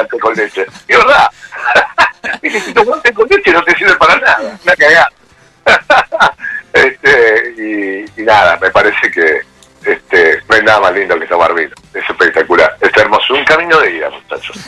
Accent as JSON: {"language": "Spanish", "town": "Rosario", "region": "Santa Fe", "country": "Argentina", "moved": "as an adult", "lives_now": "Pueblo Esther, Argentina", "said": "soy rosarino a morir"}